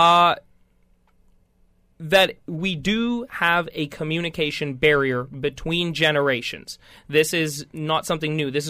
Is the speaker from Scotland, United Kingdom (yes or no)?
yes; Scotland, United Kingdom; and I'm Scottish.